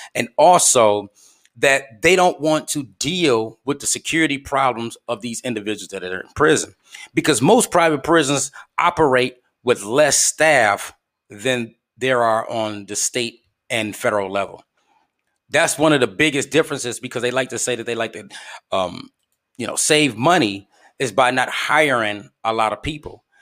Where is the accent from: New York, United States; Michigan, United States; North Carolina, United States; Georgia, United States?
Michigan, United States; Flint; my hometown of Flint, Michigan